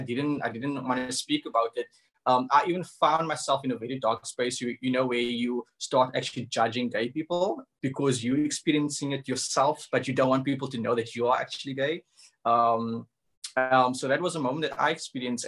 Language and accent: English; Cape Town, Western Cape, South Africa; I come from the hood. I come from Cavda, which is in Retreat